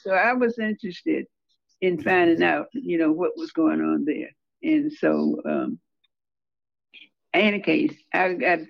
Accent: Holly Springs, Mississippi, United States; moved away; also born or lived in Chicago; I was born and reared in Holly Springs.

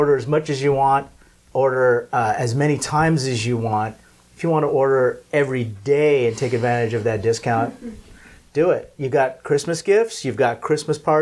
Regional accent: Southern California, United States; also born or lived in Philippines; I was born in the Philippines. I grew up in Southern California

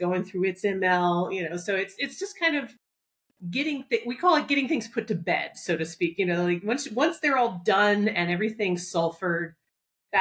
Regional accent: Southeast, United States; now in New York, United States; I grew up in the Southeast

